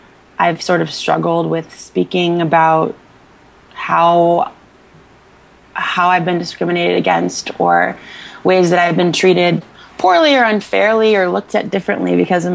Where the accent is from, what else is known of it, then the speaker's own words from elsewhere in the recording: Northern Virginia, United States; I grew up in Northern Virginia